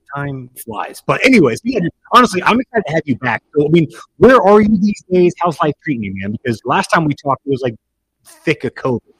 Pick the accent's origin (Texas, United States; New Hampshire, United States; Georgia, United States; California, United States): Texas, United States; I grew up in Texas. That is how I'm used to it.